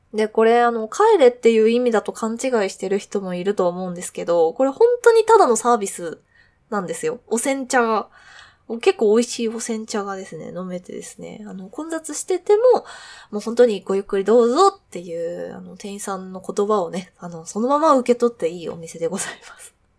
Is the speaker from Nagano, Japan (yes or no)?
no; Kanagawa, Japan; moved away as an adult; also born or lived in Nagoya; now in Tokyo, Japan; 神奈川出身なんですけど、まあ、実家の近く